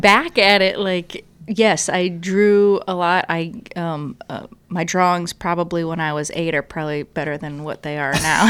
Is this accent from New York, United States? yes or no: no; Ohio, United States; moved away as an adult; now in Richmond, United States; I grew up in Ohio